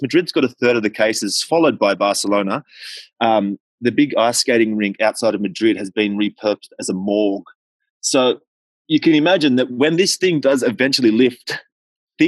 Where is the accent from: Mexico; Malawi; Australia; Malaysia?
Australia; moved away; I'm obviously Australian